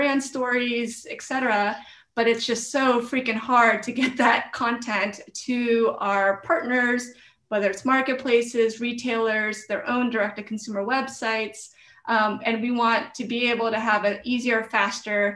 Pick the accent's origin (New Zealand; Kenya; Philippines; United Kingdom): Philippines; I'm Filipino. My family's from the Philippines. I was born in the Philippines